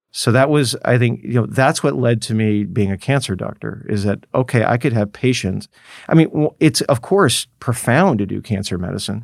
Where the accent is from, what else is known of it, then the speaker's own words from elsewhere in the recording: Los Angeles, California, United States; I grew up in Los Angeles